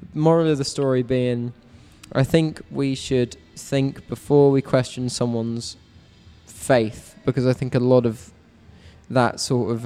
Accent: London, United Kingdom; my hometown of Richmond upon Thames in London

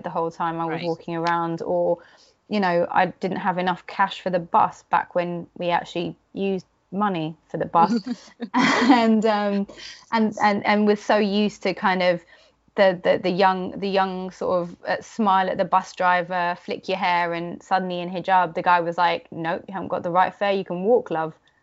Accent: London, United Kingdom; I'd say London

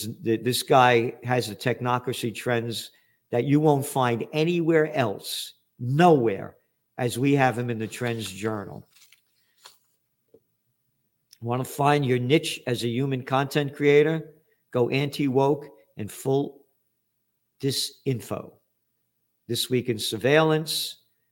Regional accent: United States; I'm an American

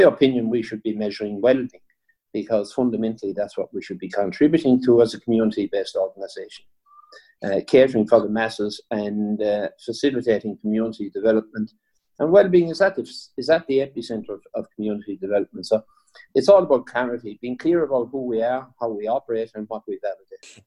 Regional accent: Waterford, Munster, Ireland; I suppose I'm from Waterford

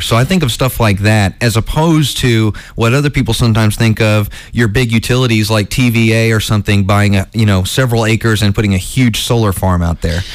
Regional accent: Ocala, Florida, United States; also born or lived in Atlanta, Georgia; I grew up in a, a small town in Florida called Ocala, Ocala, Florida, and um, when I moved there from Atlanta when I was 10 years old

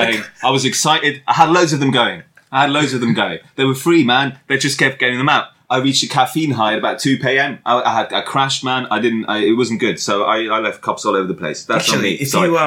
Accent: Bronx, New York, United States; Hey, hey, guys. It's my way, I'm from the Bronx, you know.

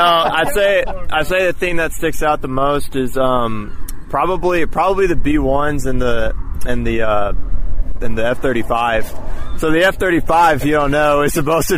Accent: Texas, United States; we're from Texas

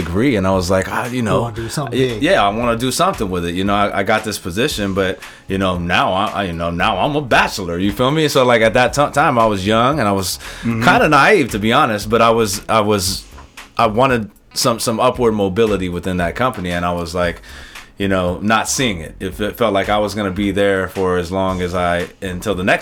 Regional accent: San Francisco, California, United States; also born or lived in Los Angeles; I grew up in San Francisco

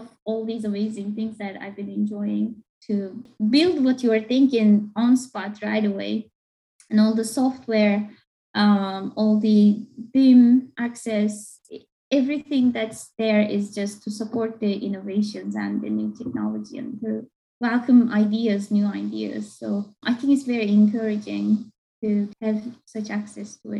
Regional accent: Turkey; first language Turkish; English is a second language; moved away as an adult; also born or lived in Istanbul / Akron, Ohio / Baltimore, Maryland; now in United States; my mother tongue, that is Turkish, and how I grew up with it

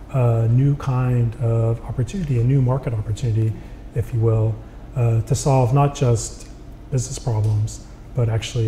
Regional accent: Texas, United States; I came to California from Texas because I wanted to be an engineer.

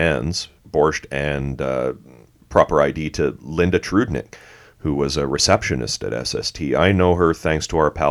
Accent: Canada; being Canadian

